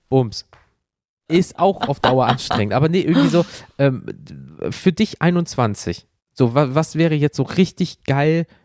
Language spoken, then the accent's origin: German; Germany; zumindest bei uns in Deutschland, ich weiß nicht, ob es bei euch in Österreich auch so war